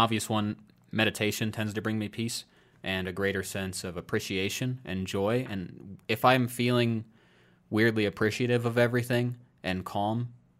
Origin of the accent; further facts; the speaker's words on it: Iowa, United States; moved away; I moved out of my home state of Iowa largely because I wanted to make sure I didn't just kind of get so comfortable I would never leave.